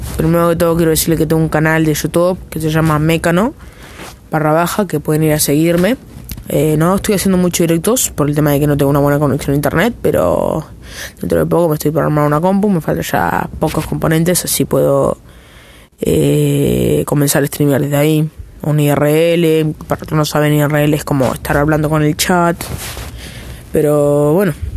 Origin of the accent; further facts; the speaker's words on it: Argentina; soy de Argentina